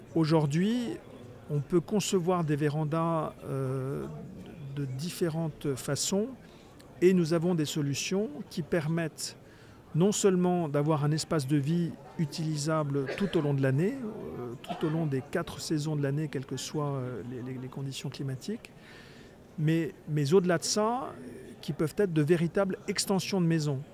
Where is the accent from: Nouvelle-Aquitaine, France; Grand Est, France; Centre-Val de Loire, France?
Centre-Val de Loire, France; Touraine; moved away as an adult; also born or lived in Paris; J'avais le projet de, m'installer dans dans ma région d'origine, qui, est la Touraine